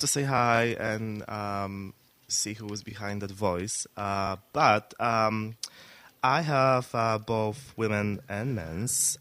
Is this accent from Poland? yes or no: yes; Poland; moved away as an adult; now in United States; I was born in Poland, uh-huh. and um, I came to the States in 2008.